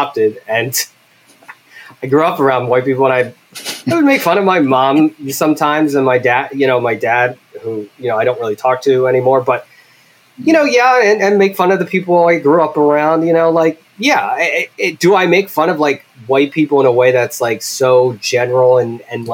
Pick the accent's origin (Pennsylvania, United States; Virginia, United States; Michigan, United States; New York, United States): Pennsylvania, United States; Philadelphia; I grew up with in Philly